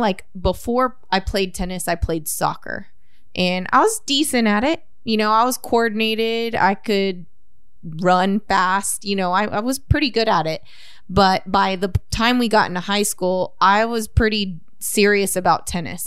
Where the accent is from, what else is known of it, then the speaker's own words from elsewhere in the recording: Corpus Christi, Texas, United States; We grew up in Flower Bluff